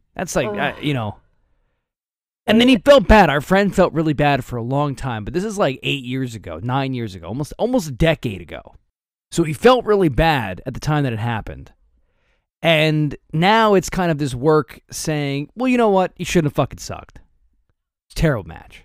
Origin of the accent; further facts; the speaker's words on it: United States; I, I'm from New York, right? From New Jersey